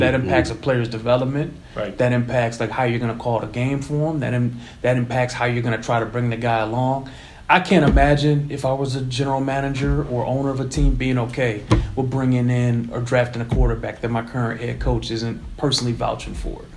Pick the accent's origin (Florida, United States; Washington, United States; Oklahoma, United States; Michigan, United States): Michigan, United States; Detroit; moved away; I grew up in Detroit